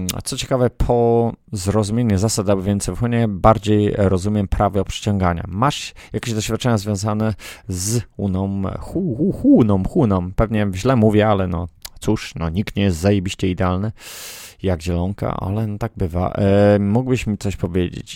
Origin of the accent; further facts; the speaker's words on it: Poland; moved away; Ja z Polski jestem